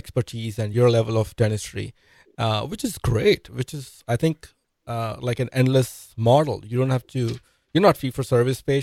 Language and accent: English; India; moved away; I'm an immigrant. I'm from India.